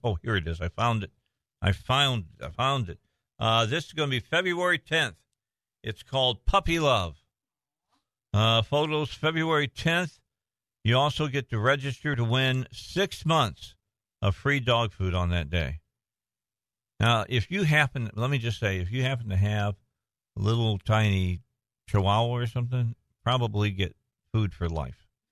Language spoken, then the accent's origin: English; Indiana, United States; moved away; I'm from Indiana originally